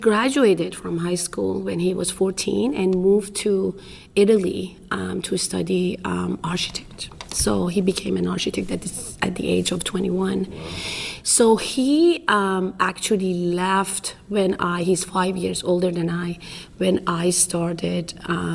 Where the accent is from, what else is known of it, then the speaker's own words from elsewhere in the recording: Iran; English is a second language; moved away as an adult; now in United States; I'm originally from Iran.